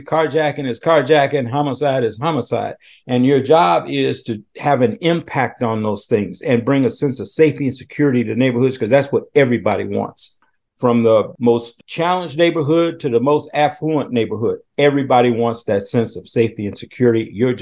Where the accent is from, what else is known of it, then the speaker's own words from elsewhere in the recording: Chicago, Illinois, United States; moved away as an adult; also born or lived in Washington, D.C. / Philadelphia; I'm originally from Chicago.